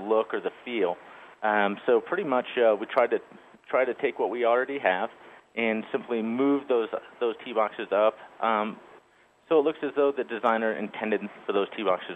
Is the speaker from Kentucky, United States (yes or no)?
no; Michigan, United States; moved away as an adult; now in Colorado, United States; I grew up in Michigan